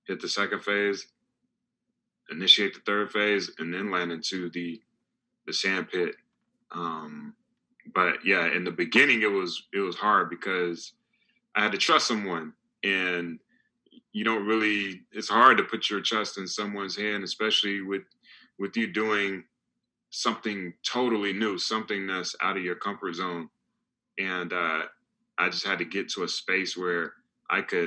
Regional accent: North Carolina, United States

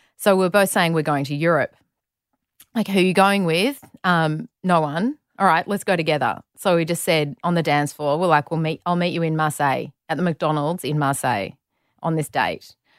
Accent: Melbourne, Victoria, Australia; also born or lived in Saudi Arabia; we're both from Melbourne. So, grew up in Melbourne

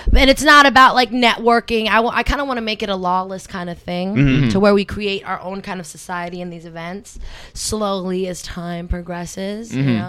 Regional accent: Berlin, Germany; People, I come from Berlin, right? I used to fucking ride the subway everywhere.

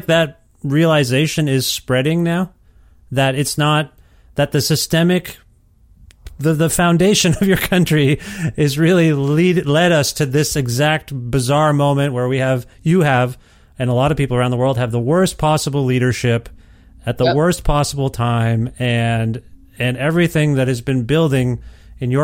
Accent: Canada; as a Canadian

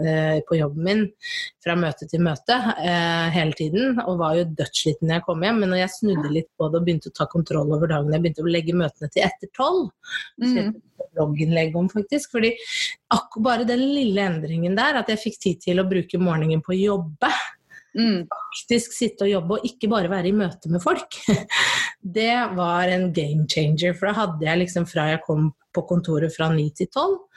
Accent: Bærum, Akershus, Norway; Jeg er fra Bærum

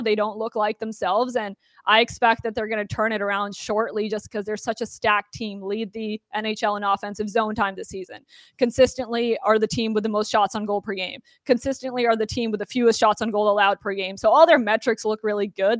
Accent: Toronto, Ontario, Canada; now in United States; I'm also from Toronto

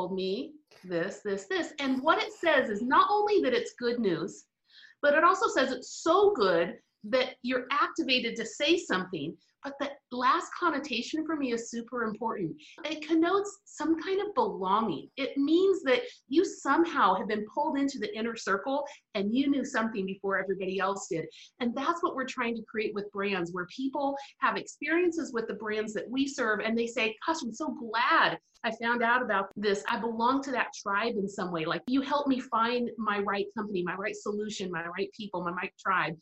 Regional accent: Spain; first language English; moved away; I actually grew up, my formative, my teen years, all in Spain

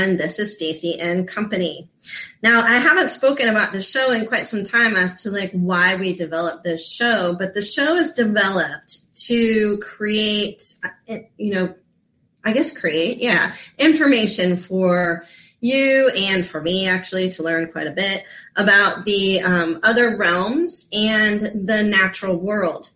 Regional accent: Florida, United States; I grew up in Florida

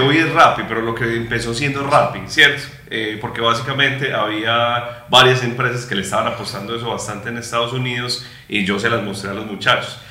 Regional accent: Bello, Antioquia, Colombia; nosotros somos de Bello

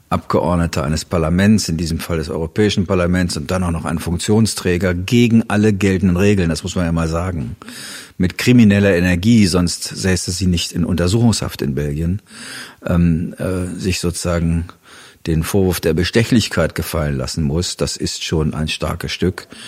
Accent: Germany; muss man als Deutscher immer erstmal sagen, dass das bislang nur eine Behauptung ist.

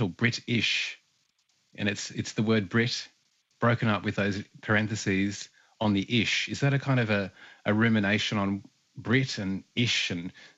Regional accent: northern New South Wales, Australia; also born or lived in southwestern Queensland; I'm a Bundjalung and Kali man from here, this part of the world, northern New South Wales and from southwestern Queensland

